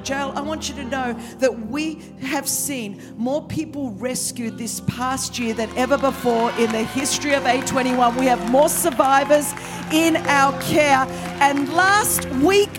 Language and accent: English; Sydney, New South Wales, Australia; accent: Australian (Sydney); As you can tell from my accent, this is the Queen's English from Sydney, Australia